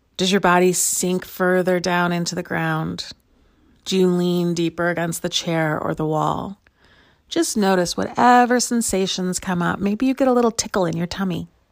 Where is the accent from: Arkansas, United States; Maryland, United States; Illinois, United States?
Illinois, United States; Chicago; now in Lawrence, United States; I grew up in Chicago, and I live in Lawrence, Kansas most of the time